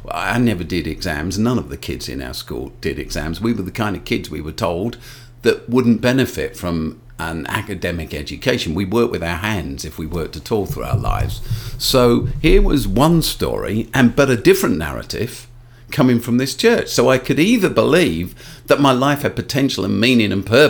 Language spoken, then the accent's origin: English; London, United Kingdom; So when I was a kid, I grew up in South London. I still live in South London.